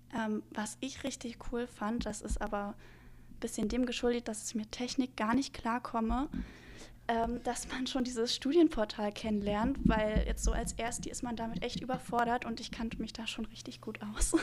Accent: Neubrandenburg, Mecklenburg-Vorpommern, Germany; now in Rostock, Germany; ich komme ursprünglich aus Neubrandenburg. Ähm, das ist auch in Mecklenburg-Vorpommern.

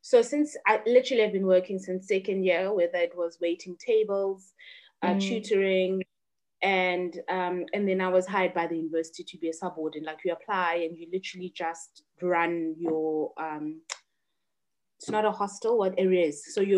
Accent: Butterworth, Eastern Cape, South Africa; As I said, I grew up in Butterworth.

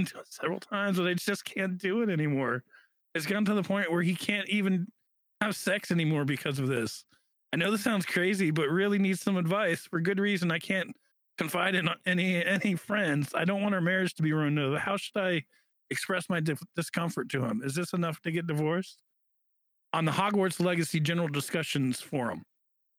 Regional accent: United States; I'm an American

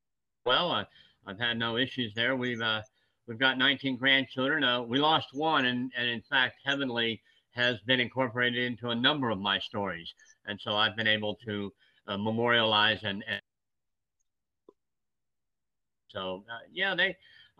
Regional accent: West Virginia, United States; born there; I was born in West Virginia, as my father was, and most of my family.

